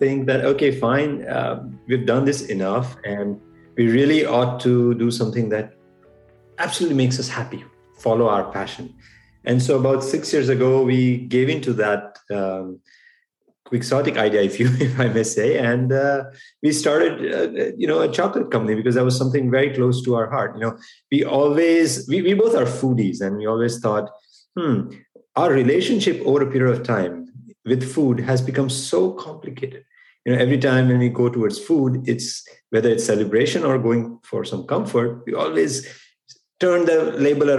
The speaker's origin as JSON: {"language": "English", "country": "India", "tie": "born or raised there", "moved": "as an adult", "lives_now": "United States", "said": "I grew up in India. I was born and raised there."}